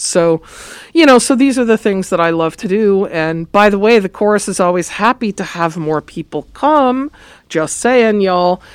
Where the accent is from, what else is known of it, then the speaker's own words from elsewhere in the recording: Los Angeles, California, United States; I grew up in Los Angeles. I'm a native, born and raised